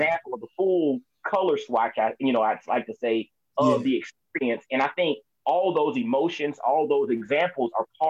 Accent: Augusta, Georgia, United States; moved away as an adult; also born or lived in Atlanta, Georgia / Knoxville, Tennessee; I was born and raised in Augusta, Georgia

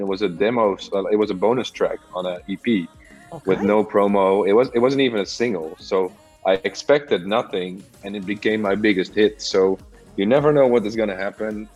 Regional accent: Amsterdam, North Holland, Netherlands; I'm from Amsterdam

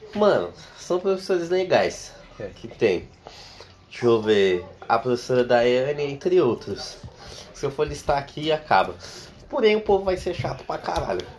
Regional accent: São Paulo, Brazil; Porque eu vivo há 18 anos no mesmo lugar sempre. E eu nunca saí de São Paulo também.

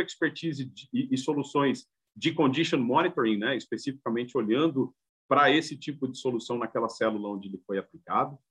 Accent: São Bernardo do Campo, São Paulo, Brazil; moved away as an adult; now in Santa Catarina, Brazil; eu sou de São Bernardo originalmente

